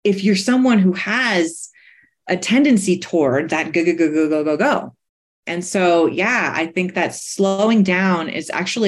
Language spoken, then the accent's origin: English; New York, United States; So I'm a New Yorker, right? So I grew up racing everybody, trying to get ahead in front of everybody